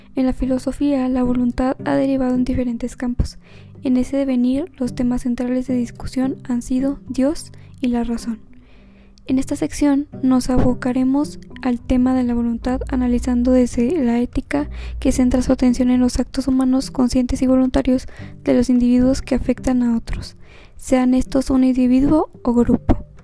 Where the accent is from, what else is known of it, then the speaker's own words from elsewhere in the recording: Saltillo, Coahuila, Mexico; soy de Saltillo, Coahuila